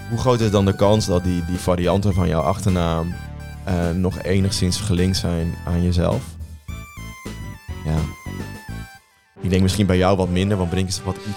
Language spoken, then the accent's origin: Dutch; Gelderland, Netherlands; ik kom ook van de Veluwe